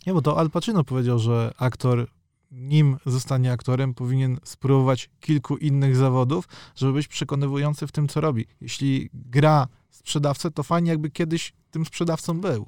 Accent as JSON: {"language": "Polish", "town": "Warsaw", "region": "Masovian Voivodeship", "country": "Poland", "tie": "born or raised there", "said": "Ja jestem z Warszawy"}